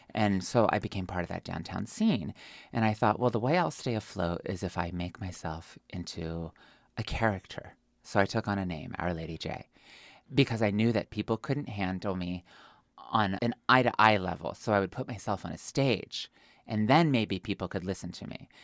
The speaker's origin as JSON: {"language": "English", "region": "Pennsylvania", "country": "United States", "tie": "born or raised there", "also_born_or_lived": "New York / Dallas / Oklahoma City / Michigan", "moved": "yes", "said": "I come from Pennsylvania. I am a hillbilly. I was raised in an Amish village of 200 people"}